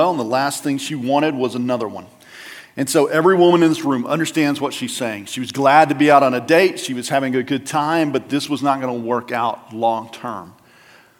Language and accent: English; West Texas, United States; moved away; go home to West Texas